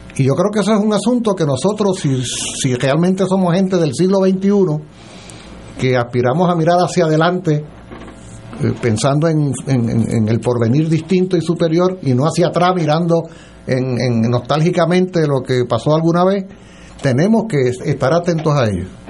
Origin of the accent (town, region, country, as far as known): Puerto Rico